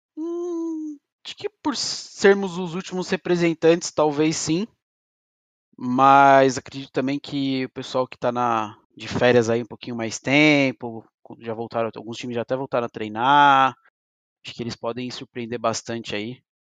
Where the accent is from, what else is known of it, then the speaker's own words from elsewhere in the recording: Brazil; como brasileiro